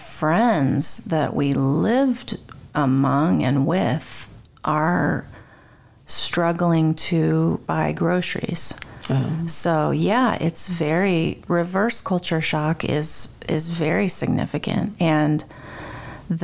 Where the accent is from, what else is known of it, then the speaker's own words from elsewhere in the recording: United States; moved away as an adult; also born or lived in Turkey; raised in the States